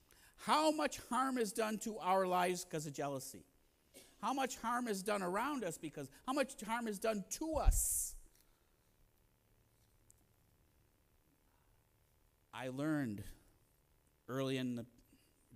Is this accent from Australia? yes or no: no; Maple Heights, Ohio, United States; moved away as an adult; also born or lived in Mayfield, Ohio / Pennsylvania / New York; I'm really from Maple Heights